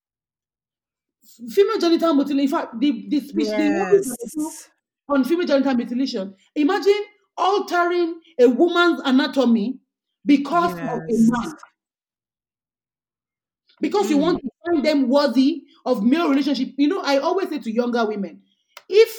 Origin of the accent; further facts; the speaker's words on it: Ekiti, Nigeria; I'm a Nigerian woman who grew up in Ekiti